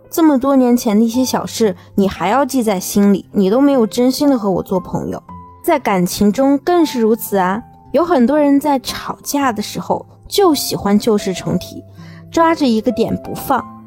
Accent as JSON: {"language": "Chinese", "country": "China", "said": "我们中国人的心思啊，一般都是很细腻的"}